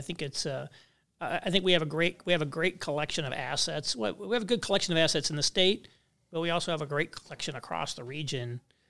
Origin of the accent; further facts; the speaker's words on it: Kentucky, United States; for example, I grew up near Louisville, so I know Louisville well.